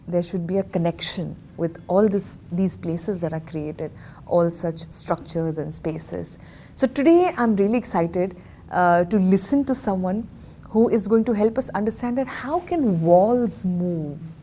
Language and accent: English; Ahmedabad, Gujarat, India; I am also a Punjabi who was born and brought up here in Ahmedabad